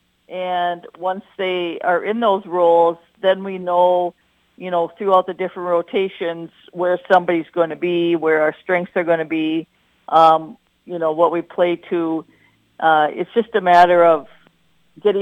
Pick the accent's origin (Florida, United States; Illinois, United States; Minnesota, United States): Minnesota, United States; Wadena; I was born in Wadena. I grew up in Wadena. I graduated from Wadena